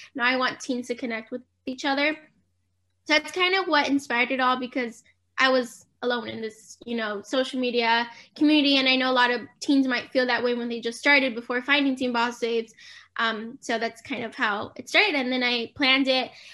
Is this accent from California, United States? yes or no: yes; San Diego, California, United States; I'm from San Diego, California.